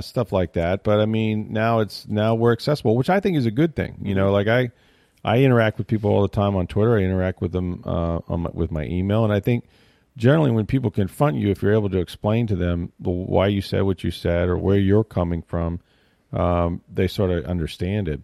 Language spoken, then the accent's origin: English; Tampa, Florida, United States; also born or lived in Arkansas; I grew up in Tampa. I haven't lived anywhere else